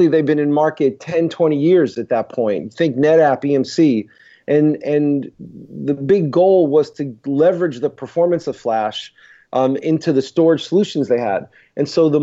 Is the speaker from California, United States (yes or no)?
no; New York City, New York, United States; moved away as an adult; also born or lived in Boston, United States; now in Pittsburgh, United States; I born and raised in Brooklyn, went to school in Stuyvesant High School in Manhattan